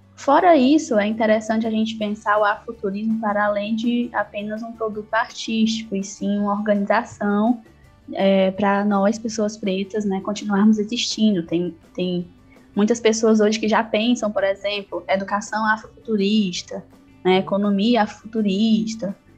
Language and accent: Portuguese; Quixadá, Ceará, Brazil; eu sou de Quixadá, no interior do Ceará, numa região chamada Sertão Central